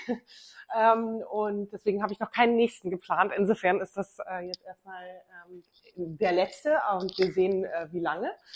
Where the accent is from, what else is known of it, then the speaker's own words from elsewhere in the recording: Bavaria, Germany; Ich bin in Bayern groß geworden